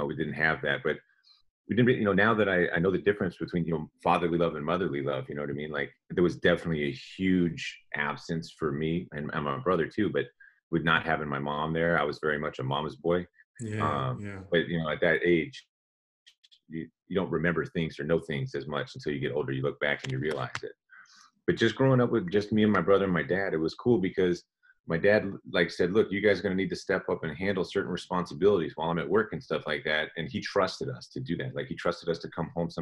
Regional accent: San Leandro, California, United States; I grew up in the Bay Area in the East Bay, actually, right south of Oakland, a city called San Leandro.

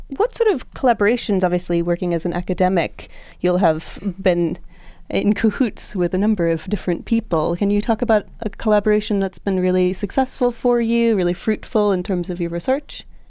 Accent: United States; as an American myself

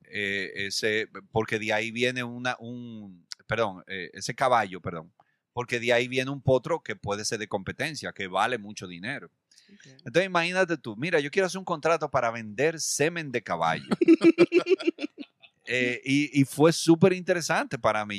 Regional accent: Dominican Republic; nosotros, eh, como dominicanos

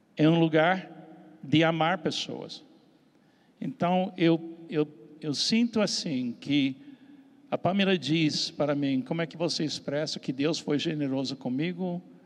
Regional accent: Miami, Florida, United States; accent: American; Portuguese is a second language; moved away as an adult; now in Brazil; sou americano, dá para ouvir pelo sotaque. E nasci na cidade de Miami em 1951

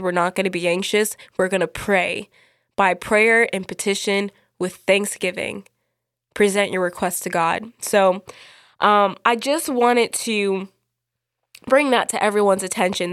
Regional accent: United States; I'm from America

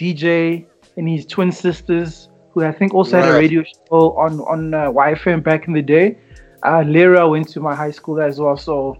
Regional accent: Tembisa, Gauteng, South Africa; also born or lived in Kempton Park / Benoni; I grew up in Tembisa, moved to Kempton Park in the 90s when it was legal right.

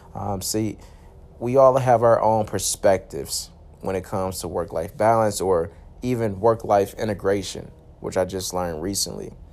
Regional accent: Michigan, United States; I'm from Michigan

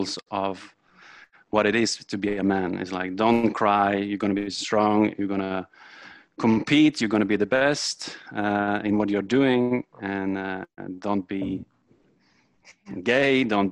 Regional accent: Norway; I'm come from Norway

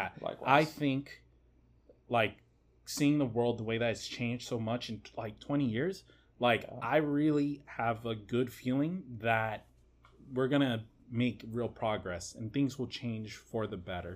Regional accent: United States; being American.

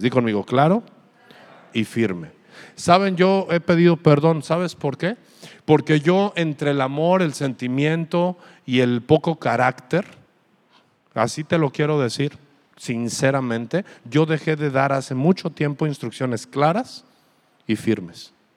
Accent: Aguascalientes, Mexico; now in Ensenada, Mexico; yo de donde soy, mi ciudad la veo preciosa. Aguascalientes es una ciudad preciosa

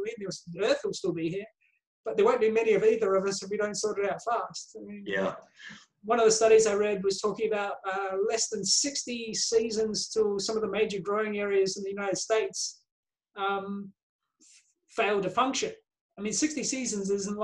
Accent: out of Wellington, New Zealand; moved away as an adult; now in Australia; I grew up around New Zealand. I moved to Australia about 30 odd years ago. I grew up on farms and we moved around a bit.

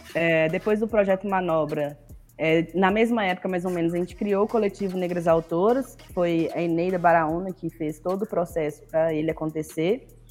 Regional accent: Governador Valadares, Minas Gerais, Brazil; Eu sou do leste de Minas, sou de Valadares. Hum. É, eu fui criada pela minha tia, né, que é irmã da minha mãe. É, eu, eu, fui criada numa ilha, é, que é um bairro

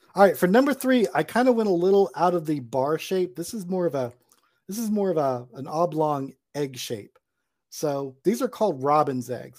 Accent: Charleston, South Carolina, United States; my hometown of Charleston

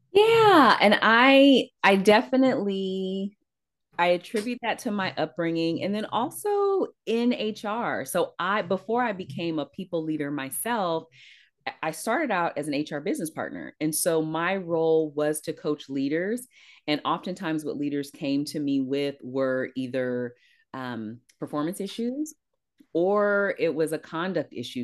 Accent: East Palo Alto, California, United States; I grew up in East Palo Alto, which borders Palo Alto

